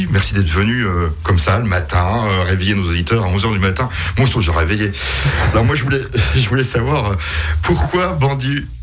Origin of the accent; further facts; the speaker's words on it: Strasbourg, Grand Est, France; moi, je suis, je suis de Strasbourg.